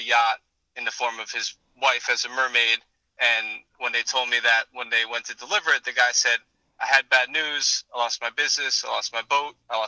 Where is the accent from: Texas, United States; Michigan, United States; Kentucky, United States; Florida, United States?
Florida, United States; growing up in South Florida, we are aware of the situations plaguing our coral reefs.